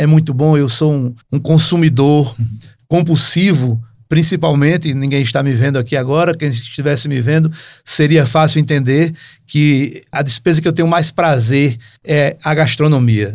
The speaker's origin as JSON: {"language": "Portuguese", "region": "Northeast Region", "country": "Brazil", "lives_now": "Natal, Brazil", "said": "Lá na, pelas bandas do Nordeste, minha terra"}